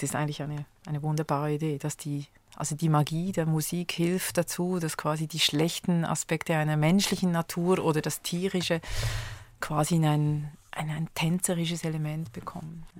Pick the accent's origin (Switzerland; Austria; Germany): Switzerland; in meiner Kindheit gab es in Schweiz